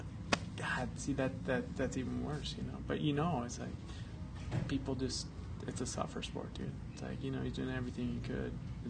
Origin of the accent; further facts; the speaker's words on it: Boulder, Colorado, United States; The worst day of my life in my hometown, man.